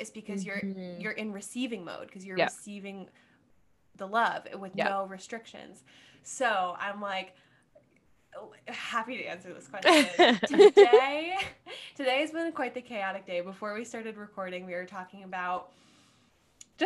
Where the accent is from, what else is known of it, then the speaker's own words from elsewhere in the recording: Cincinnati, Ohio, United States; moved away as an adult; also born or lived in Washington, D.C.; now in New York, United States; I was born and raised in Cincinnati, Ohio.